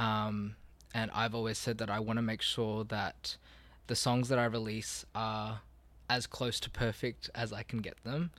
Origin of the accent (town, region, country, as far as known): Australia; born or raised there